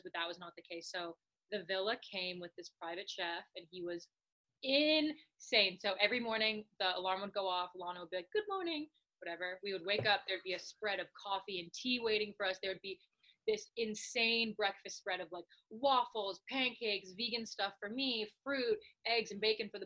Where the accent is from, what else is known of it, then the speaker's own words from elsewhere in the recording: Canada; because I'm Canadian